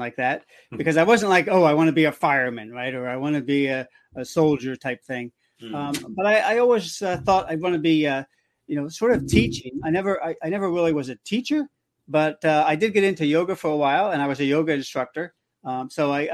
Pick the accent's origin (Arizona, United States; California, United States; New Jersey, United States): New Jersey, United States; I've lived in New Jersey most of my life